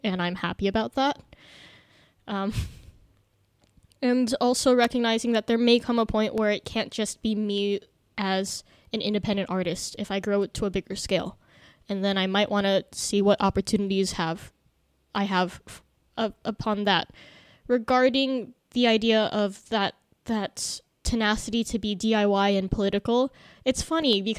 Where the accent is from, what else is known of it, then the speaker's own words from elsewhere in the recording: Indonesia; growing up in Indonesia